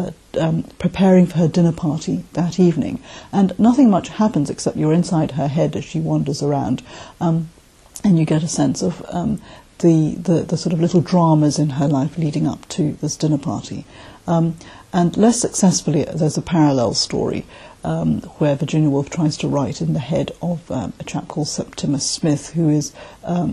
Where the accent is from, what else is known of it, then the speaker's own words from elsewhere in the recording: Malaysia; also born or lived in South London, United Kingdom; now in London, United Kingdom; I live in South London in the UK, but I'm originally from Malaysia.